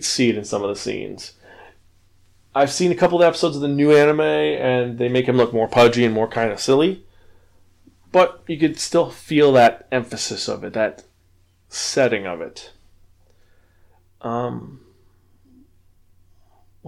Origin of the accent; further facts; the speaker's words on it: New York City, New York, United States; I was raised in the Bronx